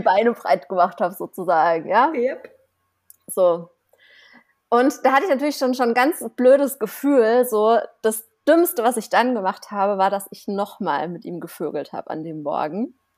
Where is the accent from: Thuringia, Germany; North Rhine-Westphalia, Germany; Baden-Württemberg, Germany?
Baden-Württemberg, Germany; Offenburg; moved away; in meiner Heimatstadt, ich komme ja aus einem, also aus einer kleinen Stadt, das ist wie Offenburg heißt die, ne? Äh, zwischen Karlsruhe und Freiburg irgendwo